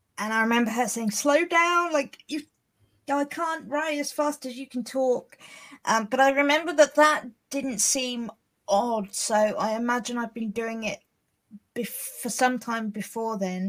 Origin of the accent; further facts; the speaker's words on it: Hampshire, South East England, United Kingdom; I'm from Hampshire in England